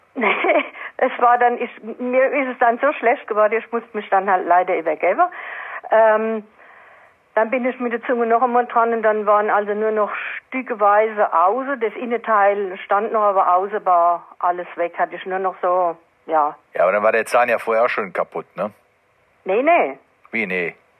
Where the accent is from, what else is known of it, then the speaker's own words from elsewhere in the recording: Baden-Württemberg, Germany; ich komme aus Baden-Württemberg